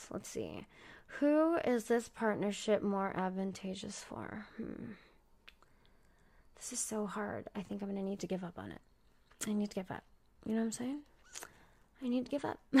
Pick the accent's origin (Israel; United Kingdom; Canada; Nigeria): Canada; also born or lived in United States; Uh, I mean, I'm a pretty fucking cool Canadian, but that's because I'm barely Canadian. You know what I mean? I'm more, I'm more American. I grew up in America. I was in America every weekend.